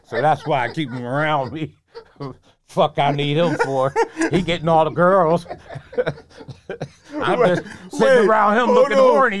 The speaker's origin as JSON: {"language": "English", "town": "Norwalk", "region": "Connecticut", "country": "United States", "said": "I'm from Norwalk, and I live in the 261 a long time ago. You know, that's where we from, Connecticut."}